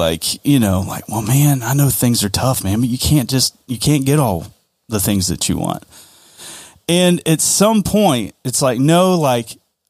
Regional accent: the South, United States; We're from the South, man.

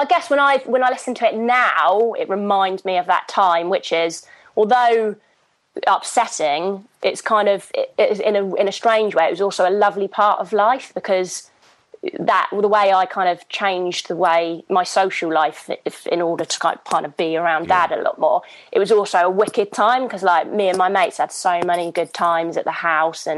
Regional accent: Hythe, South East England, United Kingdom; now in London, United Kingdom; I grew up in Southampton, and I grew up on a farm in a little village called Hythe.

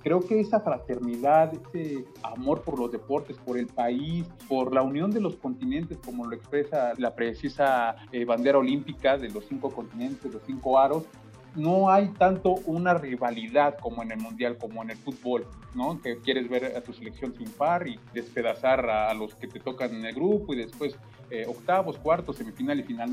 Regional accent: Mexico

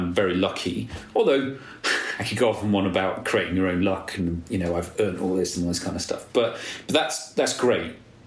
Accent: Nottinghamshire, East Midlands, United Kingdom; accent: posh; also born or lived in London; now in Somerset, United Kingdom; from where I grew up in Nottinghamshire, I was quite posh. I sounded posh, even though I wasn't

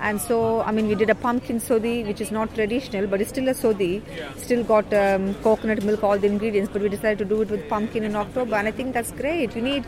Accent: Tamil Nadu, India; moved away as an adult; now in United Kingdom; I came over from India, from Tamil Nadu, about 30 years ago, so I have been here a long time.

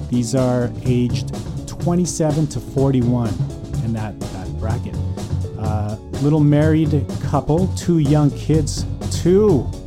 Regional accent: Calgary, Alberta, Canada; born or raised there; moved away as an adult; now in North Vancouver, Canada

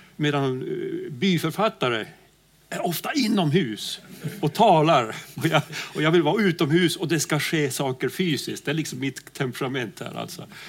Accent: Pajala, Norrbotten County, Sweden; jag kommer ju från Pajala längst upp i Norrbotten

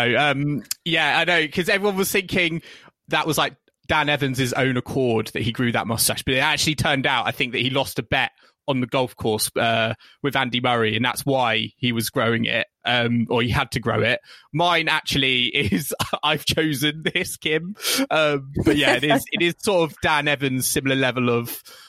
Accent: United Kingdom; I think for me as a British fan, we're seeing combinations

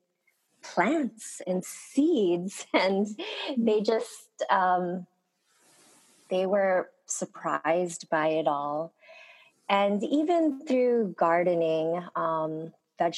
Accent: Honolulu, Hawaii, United States; first language Korean; English is a second language; growing up in Honolulu

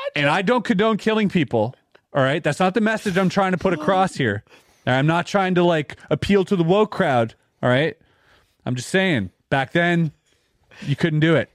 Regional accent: Canada; I'm Canadian

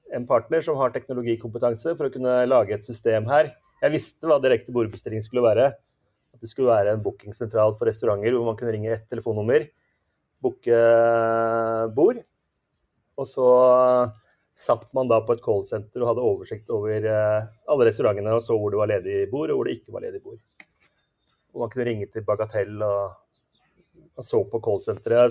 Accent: Asker, Akershus, Norway; Når vi vokste opp i Asker

